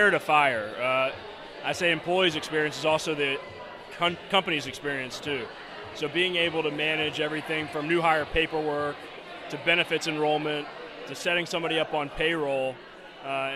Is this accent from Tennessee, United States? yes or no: yes; Memphis, Tennessee, United States; also born or lived in Chicago, Illinois; now in San Francisco, United States; Born and raised in Memphis, Tennessee